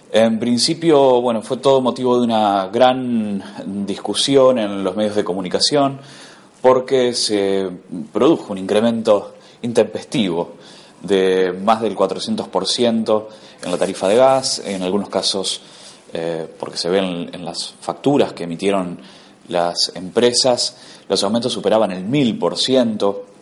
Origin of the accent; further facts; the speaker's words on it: Argentina; como argentinos